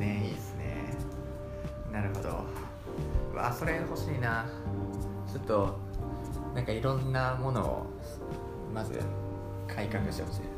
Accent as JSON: {"language": "Japanese", "region": "Osaka", "country": "Japan", "tie": "born or raised there", "moved": "yes", "said": "大阪の方に、まあ、僕の実家の方に帰るんで"}